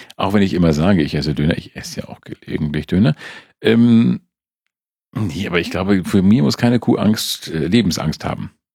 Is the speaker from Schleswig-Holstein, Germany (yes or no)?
yes; the North, Schleswig-Holstein, Germany; Ich komme aus dem Norden, ja, wo du einfach zehn Tage gehen musst, bevor du einen weiteren Menschen triffst